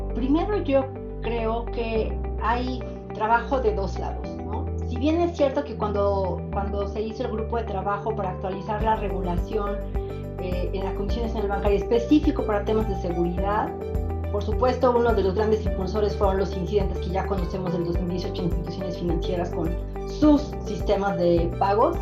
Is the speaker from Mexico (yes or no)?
yes; Puebla, Mexico; soy de Puebla